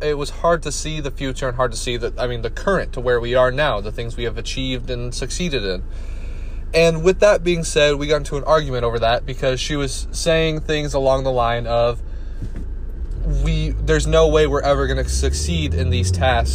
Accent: Iowa, United States; moved away as an adult; now in Florida, United States; Growing up in Iowa

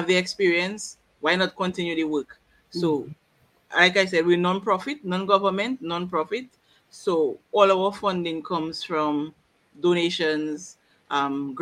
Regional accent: Woodford Hill, Saint Andrew, Dominica; I'm from Woodford Hill.

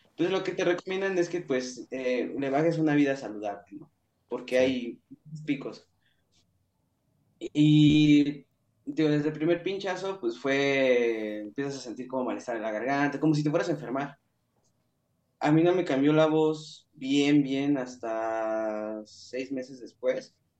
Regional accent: Mexico City, Mexico; moved away as an adult; now in Tijuana, Mexico; mi ciudad, de donde nací, de donde soy, donde viví ahí, donde viví treinta y un años

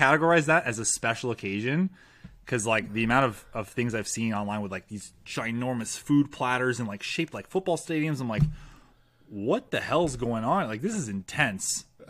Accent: Canada; As a Canadian

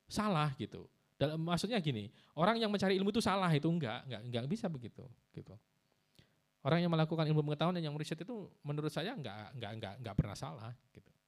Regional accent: Pasuruan, East Java, Indonesia; Saya juga Pasuruan mas, saya dari Arang-Arang. Ya, ya Wonorejo, uh, tangganya ya.

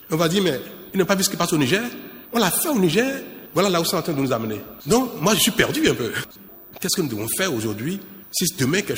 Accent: Benin; Moi je suis béninois, donc je souhaite toujours mon pays qui va gagner.

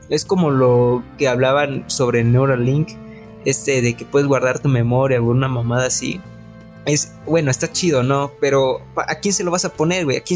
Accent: Monterrey, Nuevo León, Mexico; Soy de Monterrey.

